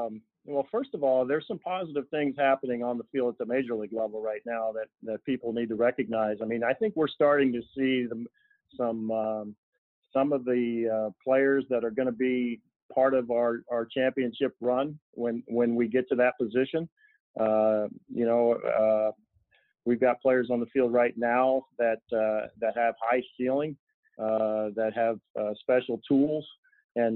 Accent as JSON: {"language": "English", "region": "Indiana", "country": "United States", "said": "We're both from Southern Indiana and met when we were in high school"}